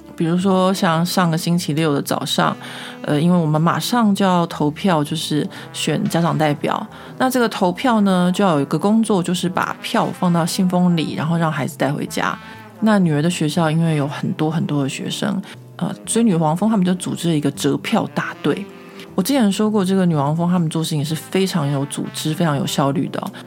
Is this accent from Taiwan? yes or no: yes; Taiwan; now in Paris, France; 秉着我台湾人的服务精神